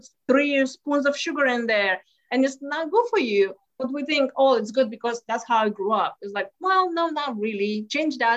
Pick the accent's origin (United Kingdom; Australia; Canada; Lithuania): Lithuania; English is a second language; moved away as an adult; now in Houston, United States; I grew up in Lithuania